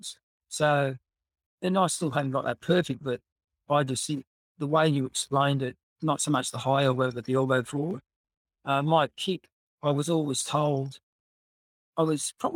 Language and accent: English; New South Wales, Australia; also born or lived in Scotland; came from Scotland when I was 7. So obviously we stayed on a hostel here in Australia.